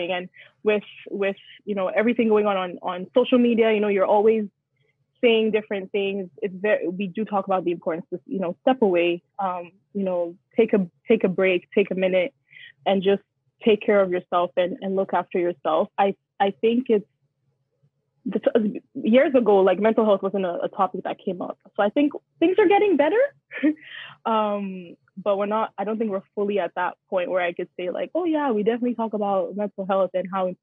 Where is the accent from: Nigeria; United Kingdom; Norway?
Nigeria; I'm Nigerian, I'm African